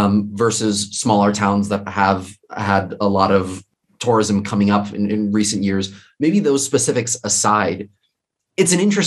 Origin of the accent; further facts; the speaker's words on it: Livingston Manor, New York, United States; I'm from Livingston Manor. I grew up there for most of my childhood.